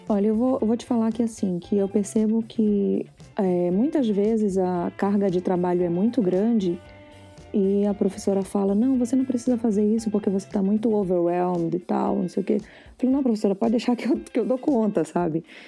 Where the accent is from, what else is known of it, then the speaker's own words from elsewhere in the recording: Brazil; moved away as an adult; now in Canada; eu sou brasileira